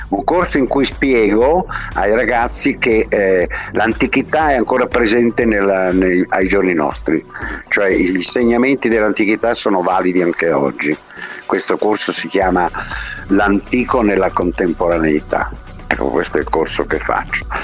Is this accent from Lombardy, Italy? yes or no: yes; Milan, Lombardy, Italy; Io sono milanese tantissimo, sono interista ovviamente, e sono milanese, perché per tante ragioni, perché sono 75 anni che sono a Milano, 86